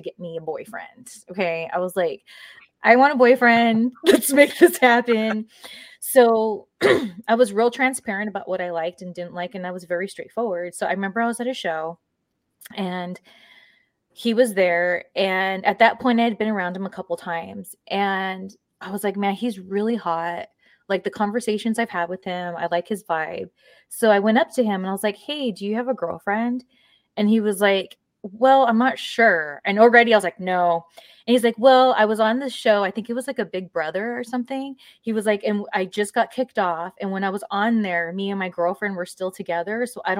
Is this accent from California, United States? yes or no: yes; Southern California, United States; I grew up in SoCal